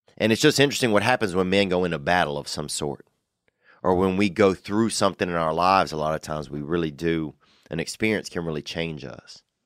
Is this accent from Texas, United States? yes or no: no; Covington, Louisiana, United States; from Covington, Louisiana, and that's my hometown